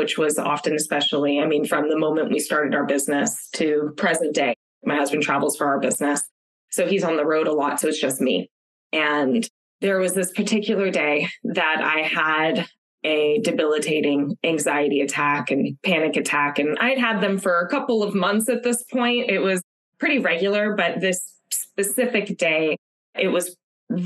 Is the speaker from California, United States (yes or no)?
yes; Los Angeles, California, United States; moved away as an adult; now in San Francisco Bay Area, United States; I'm from Los Angeles originally, born and raised, tons of family, lots of friends that I grew up with all down there